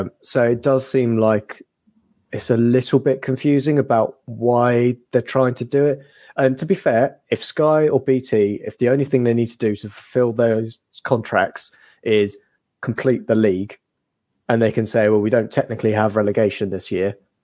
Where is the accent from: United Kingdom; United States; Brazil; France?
United Kingdom; England; we're English